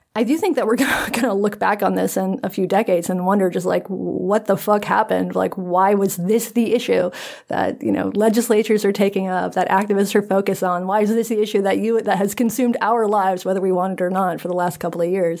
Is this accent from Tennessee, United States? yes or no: no; North Carolina, United States; I'm from North Carolina